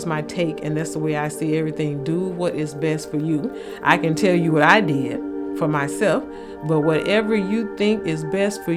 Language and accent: English; the South, United States; accent: thick southern; my thick southern accent